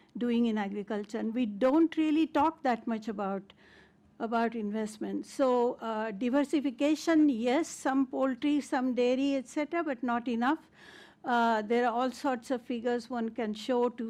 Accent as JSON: {"language": "English", "country": "India", "said": "as an Indian woman"}